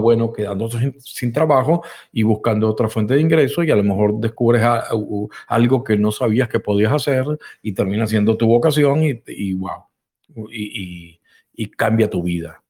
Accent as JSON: {"language": "Spanish", "country": "Venezuela", "tie": "born or raised there", "also_born_or_lived": "Spain", "said": "nací también en Venezuela"}